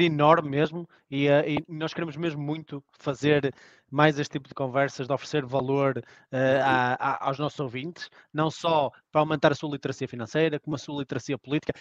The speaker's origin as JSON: {"language": "Portuguese", "region": "Norte", "country": "Portugal", "accent": "nortenho", "said": "com este sotaque nortenho"}